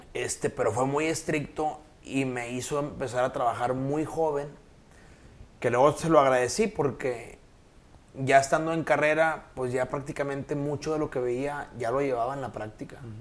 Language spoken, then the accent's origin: Spanish; Nuevo León, Mexico; de niño yo estudié en el Colegio San Patricio por una sencilla razón. Vivía enfrente.